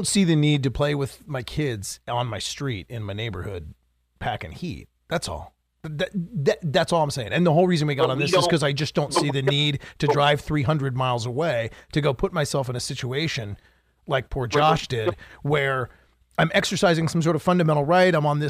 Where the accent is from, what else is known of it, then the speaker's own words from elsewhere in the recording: Minnesota, United States; in Minnesota. I mean, I'm good with guns, pal.